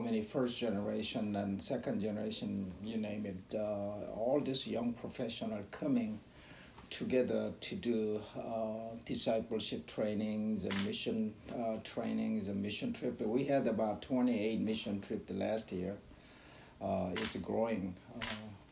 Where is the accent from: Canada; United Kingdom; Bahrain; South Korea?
South Korea; moved away as an adult; also born or lived in Brooklyn, New York, United States; now in Ocala, United States; I was born and raised in Korea, South Korea, and I went to med school